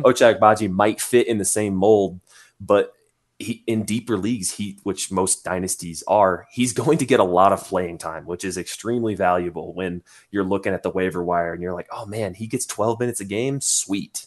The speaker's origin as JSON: {"language": "English", "region": "Indiana", "country": "United States", "tie": "born or raised there", "said": "from my home state of Indiana"}